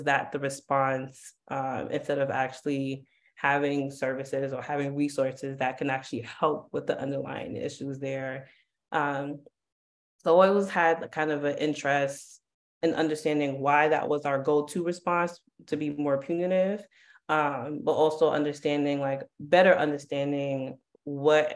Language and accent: English; New York City, New York, United States; growing up in Harlem